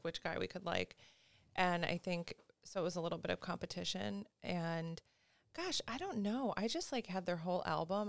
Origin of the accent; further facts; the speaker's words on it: Syracuse, New York, United States; moved away; I'm originally from Syracuse, New York, so upstate New York